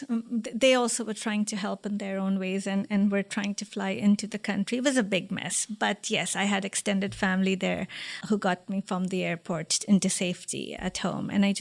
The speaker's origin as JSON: {"language": "English", "country": "India", "tie": "born or raised there", "also_born_or_lived": "Liberia", "said": "Some part of my childhood was in Liberia, West Africa, and then I moved to India."}